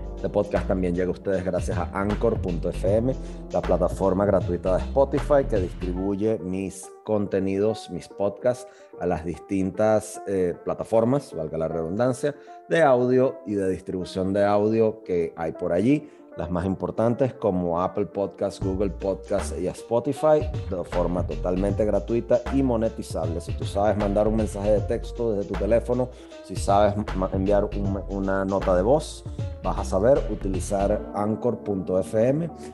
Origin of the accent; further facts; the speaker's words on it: Venezuela; Soy un ciudadano venezolano